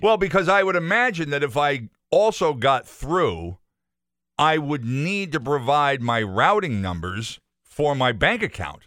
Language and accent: English; Enfield, Connecticut, United States; now in Chicopee, United States; my mother's address, the house that I grew up in in Enfield.